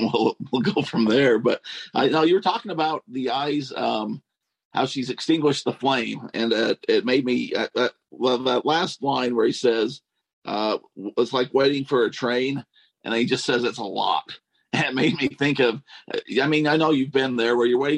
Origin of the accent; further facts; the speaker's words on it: Nephi, Utah, United States; Growing up in Nephi, at least at the time we grew up